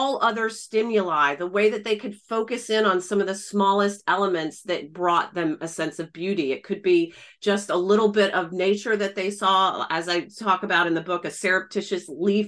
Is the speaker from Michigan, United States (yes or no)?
no; Atlanta, Georgia, United States; moved away as an adult; also born or lived in Belfast, Northern Ireland / Florida; I was born and raised in Atlanta. I'm a Southern Peach, a Southern Belle, and studied design in undergrad in the US. And then I went over to Belfast in Northern Ireland to study organizational behavior.